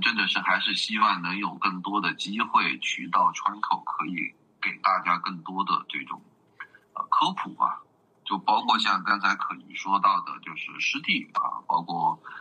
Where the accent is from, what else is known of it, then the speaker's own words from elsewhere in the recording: Xishuangbanna, Yunnan, China; 我在这边儿就是出生，然后成长到现在几十年的时间了